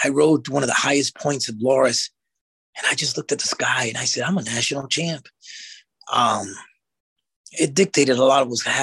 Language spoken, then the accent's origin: English; United States; I was just born in the United States